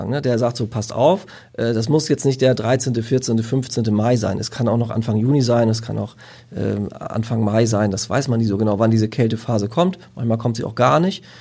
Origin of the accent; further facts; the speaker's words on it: Lower Saxony, Germany; Also ich komme aus der Lüneburger Heide